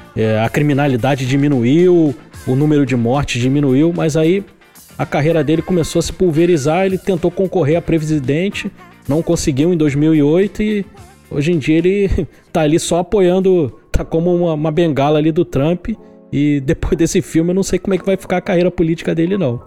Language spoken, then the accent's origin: Portuguese; Rio de Janeiro, Brazil; que sou do Rio de Janeiro